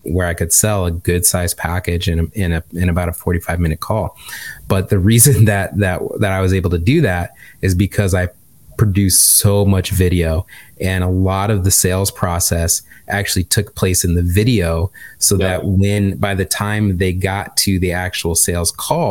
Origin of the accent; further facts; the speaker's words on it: Michigan, United States; accent: Midwestern; moved away; I'm just from Michigan